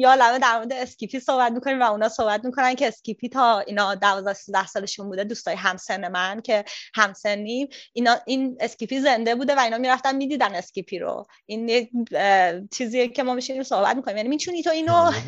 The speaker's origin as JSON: {"language": "Persian", "town": "Tehran", "region": "Tehran Province", "country": "Iran", "moved": "as an adult", "lives_now": "Sydney, Australia", "said": "من هم دارم از پایتخت این کشور میام"}